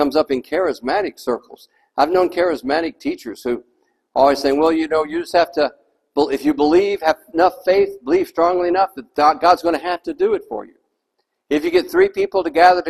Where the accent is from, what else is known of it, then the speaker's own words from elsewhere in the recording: Texas, United States; moved away; I was raised in Texas